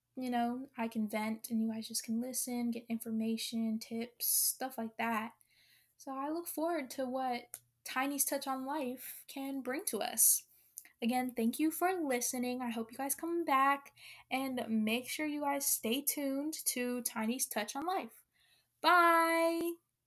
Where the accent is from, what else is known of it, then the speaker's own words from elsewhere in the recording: Honolulu, Hawaii, United States; I was born in Honolulu, Hawaii